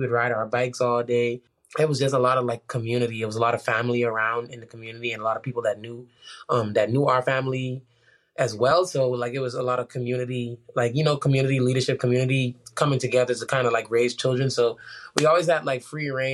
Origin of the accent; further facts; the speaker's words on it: Bahamas; moved away; growing up in the Bahamas was amazing